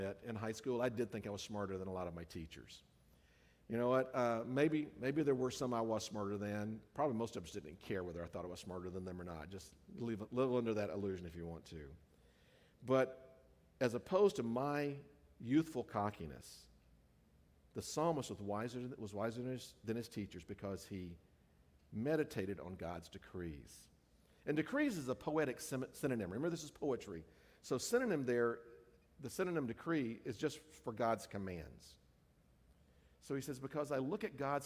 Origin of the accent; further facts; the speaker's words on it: the South, United States; now in California, United States; the culture that I grew up in the South.